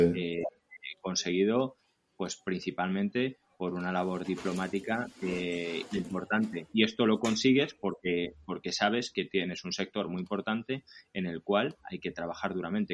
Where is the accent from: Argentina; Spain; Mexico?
Spain; Nieva, Castile and León; participo en el Ayuntamiento de Nieva de mi pueblo como, como teniente alcalde